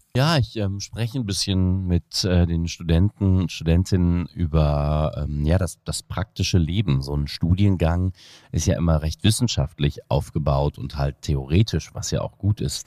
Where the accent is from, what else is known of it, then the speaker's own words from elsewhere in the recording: Untereschbach, North Rhine-Westphalia, Germany; first language Indonesian; German is a second language; also born or lived in Aachen / Jakarta, Indonesia / Cologne; ich bin ja im Bergischen Land aufgewachsen, vor den Toren Kölns dann letztlich in Untereschbach